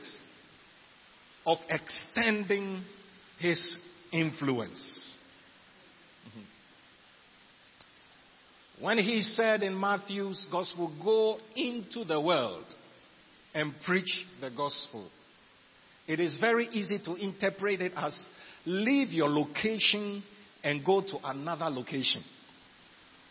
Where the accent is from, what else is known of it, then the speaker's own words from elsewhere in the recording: Ghana; we're Ghanaians, we are in Ghana